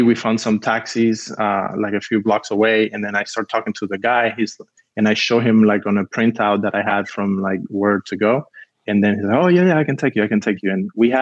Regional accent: Havana, Cuba; now in United States; I grew up in Havana

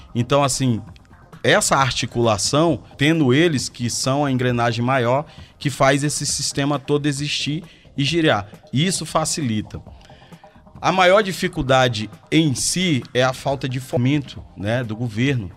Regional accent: Porto Velho, Rondônia, Brazil; moved away as an adult; now in Belo Horizonte, Brazil; Sou natural de Porto Velho, Rondônia

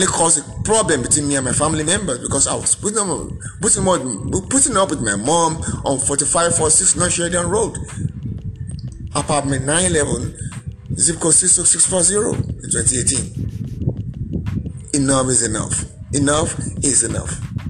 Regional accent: Oro, Kwara, Nigeria; also born or lived in Lagos, Nigeria / Ilorin, Nigeria; now in Chicago, United States; a Nigerian from Oro Community, Bora State, Nigeria. Born on October 27, 1966, to the families of … from Aro Compound in Oro, Kwara State

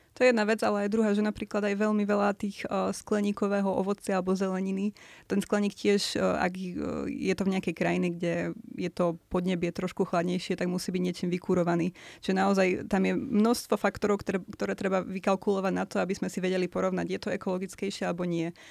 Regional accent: Poprad, Prešov Region, Slovakia; ja som z Popradu

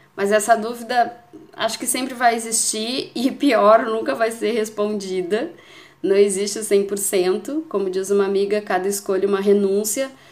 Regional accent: Porto Alegre, Rio Grande do Sul, Brazil; moved away as an adult; now in Portugal; sou brasileira de Porto Alegre, no Rio Grande do Sul, e moro em Portugal há pouco mais de dois anos

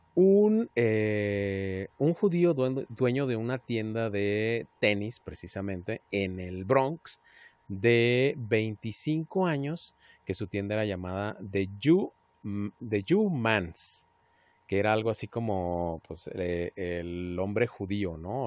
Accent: Mexico; Y somos más, más mexicanos que el chile jalapeño

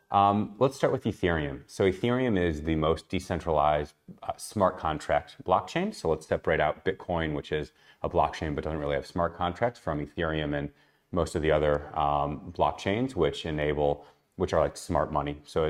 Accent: Chicago, Illinois, United States; also born or lived in Australia; now in Tel Aviv, Israel; I'm originally from Chicago, first half of my life, Australia, the second half of my life, and now in Tel Aviv.

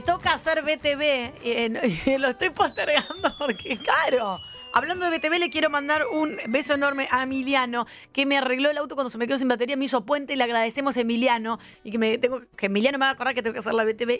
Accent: Argentina

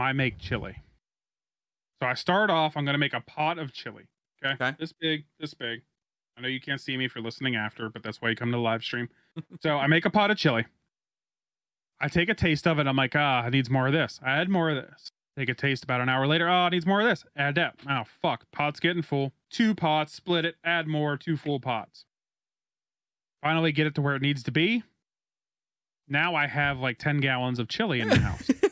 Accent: United States; I'm an American

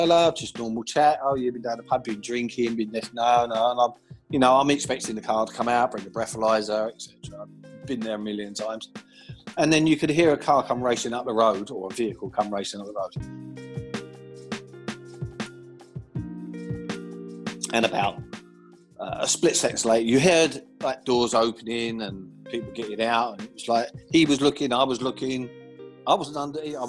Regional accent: London, United Kingdom; I was born in Tooting and grew up in Tooting in South London

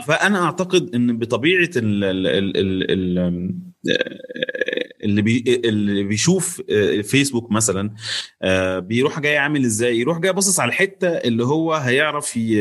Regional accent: Egypt; احنا مصريين

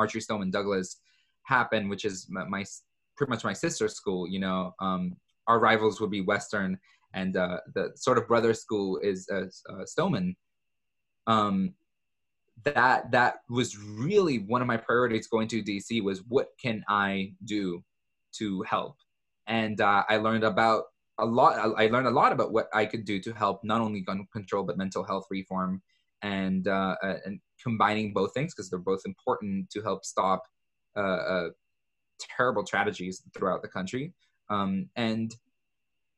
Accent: El Salvador; moved away; my home country of El Salvador

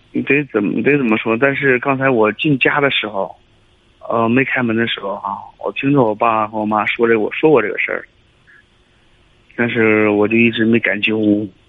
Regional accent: Heilongjiang, China; now in Weihai, China; 老家是黑龙江的，嗯。但是现在在威海

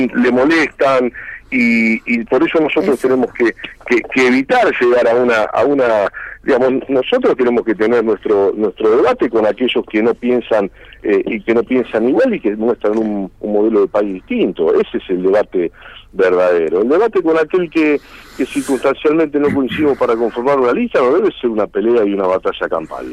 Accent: Argentina; somos argentinos

